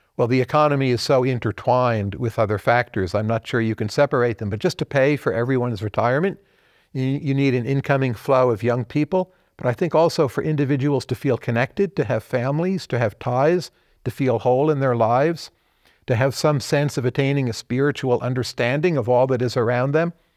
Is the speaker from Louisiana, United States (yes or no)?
no; Kearny, New Jersey, United States; also born or lived in Bergen County, New Jersey; It was in, uh, northern New Jersey. So I was born in Kearney, New Jersey